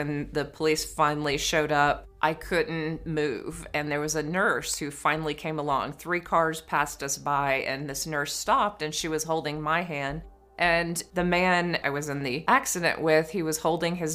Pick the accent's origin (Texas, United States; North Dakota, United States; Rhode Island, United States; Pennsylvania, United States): Texas, United States; East; When I grew up in East Texas, I was an only child in the country